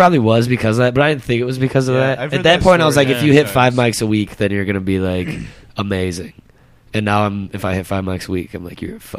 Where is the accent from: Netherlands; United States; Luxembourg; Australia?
United States; Plainfield, Illinois; also born or lived in Joliet, Illinois; No, I'm from Plainfield. Plainfield, okay. Like Naperville area.